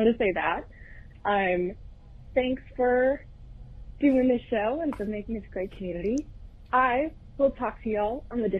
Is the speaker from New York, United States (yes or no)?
no; Texas, United States; from Discord. I'm also from Texas.